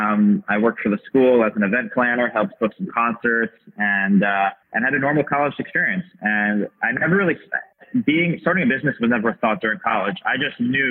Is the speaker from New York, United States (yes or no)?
yes; Long Island, New York, United States; growing up on Long Island, New York City is a train ride away